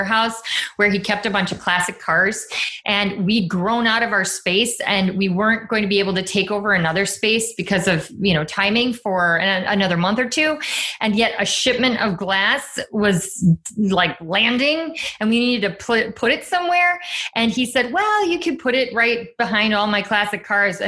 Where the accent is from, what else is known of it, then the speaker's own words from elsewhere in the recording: Chicago, Illinois, United States; I'm from Chicago